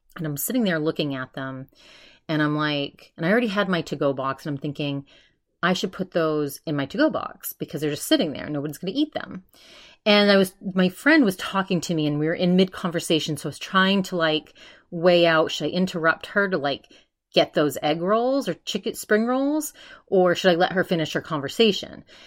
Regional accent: East Coast, United States; I'm from the East Coast

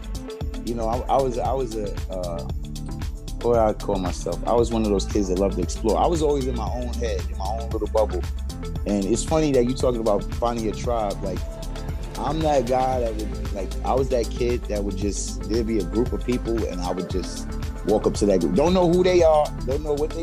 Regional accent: New York City, New York, United States; now in Queens, New York, United States; I was coming from Brooklyn

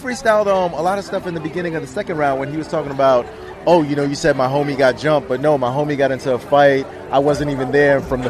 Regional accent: Brooklyn, New York, United States; I'm from Brooklyn.

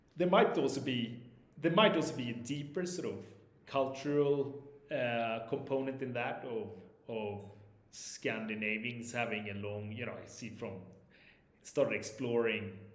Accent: southern Sweden, Sweden; English is a second language; moved away as an adult; also born or lived in Stockholm / Spain / London / Sao Paulo; now in Mexico City, Mexico; I grew up in Stockholm, uh, but only for the first eight years of my life before moving to the south of Sweden.

